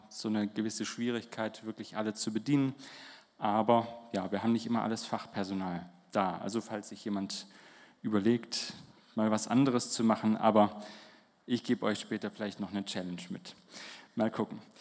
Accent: Holzelfingen, Baden-Württemberg, Germany; moved away as an adult; wir kommen hier aus Holzelfingen, da spricht man auch Slang vom Land

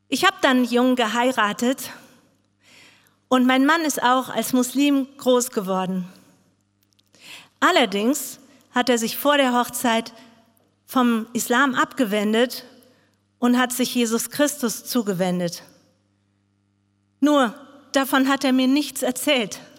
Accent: Bangladesh; now in Germany; Ich komme aus Bangladesch. Dort bin ich aufgewachsen. Ich wurde in eine riesengroße Familie geboren.

